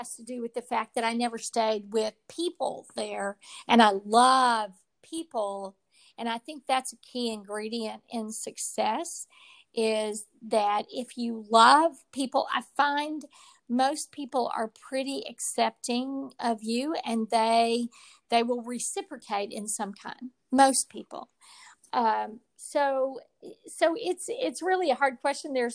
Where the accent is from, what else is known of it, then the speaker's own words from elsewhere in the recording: Texas, United States; I'm a Texas girl and I was born in Texas and I plan to die in Texas